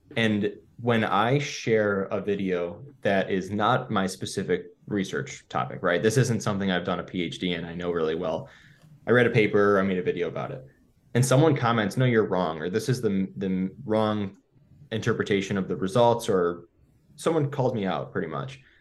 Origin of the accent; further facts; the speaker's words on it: Buffalo, New York, United States; I grew up in Buffalo, New York, and it's called the City of Good Neighbors